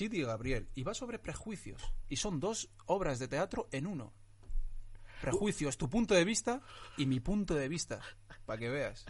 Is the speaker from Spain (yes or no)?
yes; Getafe, Community of Madrid, Spain; Spanish is a second language; also born or lived in Tetouan, Morocco; yo nací en Tetuán el 30 de agosto del 95 y vine aquí a España en el 2004, a los nueve años. Y vine directamente a Getafe y sigo viviendo en Getafe